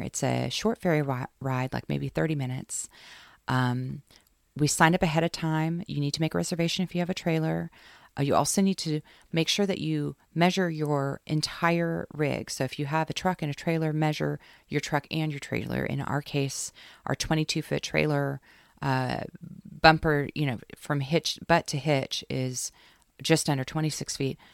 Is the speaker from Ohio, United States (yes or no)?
no; Seaside, Oregon, United States; I grew up in Seaside as a kid, going to the arcades and the bumper carts and all of that.